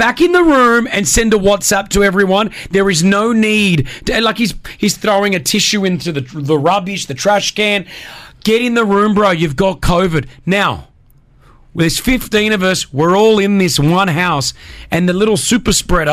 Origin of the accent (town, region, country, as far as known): Australia; moved away